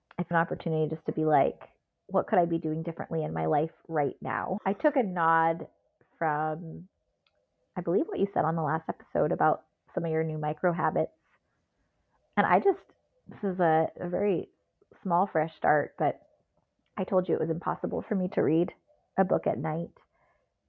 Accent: Southern California, United States; When we moved from Southern California to Northern California, I was basically almost in middle school

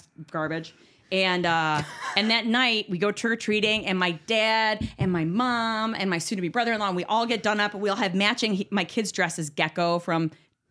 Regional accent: Buffalo, New York, United States; moved away; I'm from Buffalo

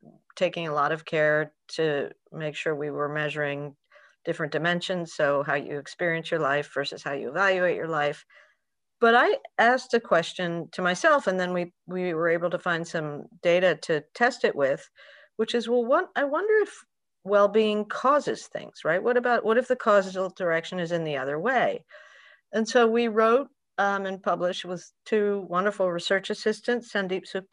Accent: Peru; moved away; also born or lived in United States; I grew up in Peru, between Peru and the US.

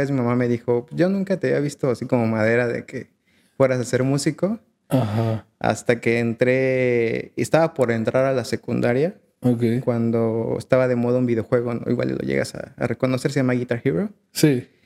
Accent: Naucalpan, State of Mexico, Mexico; also born or lived in Azcapotzalco; Nací en Azcapotzalco, pero cuando tenía un niño de edad mis papás se mudaron al Estado de México, a la parte de Naucalpan.

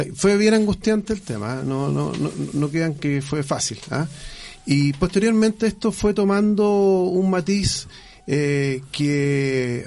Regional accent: Chile; Yo dije inicialmente somos todos chilenos

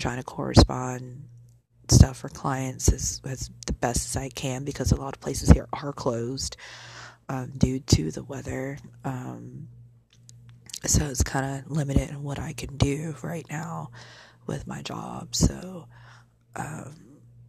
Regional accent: Illinois, United States; now in Arlington, United States; I'm from Illinois

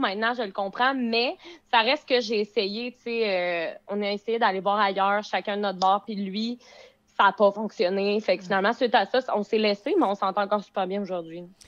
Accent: Beauce, Quebec, Canada; now in Montreal, Canada; je viens de la Beauce, mais j'habite présentement dans les coins de Montréal

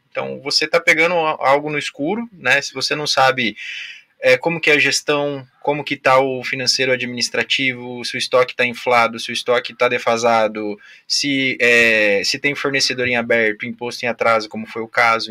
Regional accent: Foz do Iguaçu, Paraná, Brazil; also born or lived in Biratã; me considero de Foz, né? Porque sempre morei

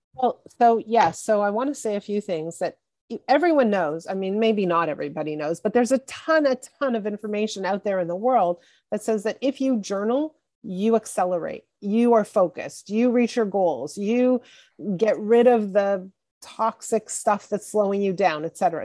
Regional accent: Montreal, Quebec, Canada; I grew up in Montreal in, in Canada and in, in Quebec

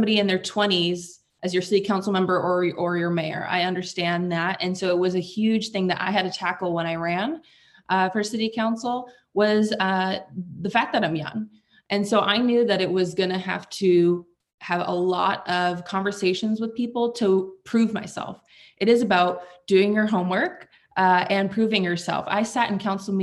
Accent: Yorba Linda, California, United States; I was mayor of my hometown of Yorba Linda, California at the age of 25

